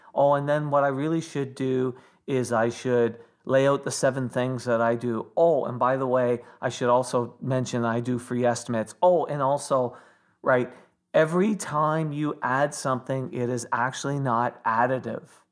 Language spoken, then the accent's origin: English; Toronto, Ontario, Canada; when I was growing up in Toronto